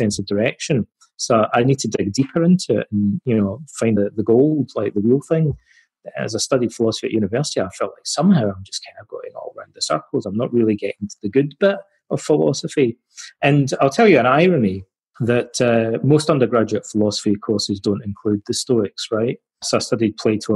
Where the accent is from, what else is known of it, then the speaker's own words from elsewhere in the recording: Scotland, United Kingdom; my hometown in Scotland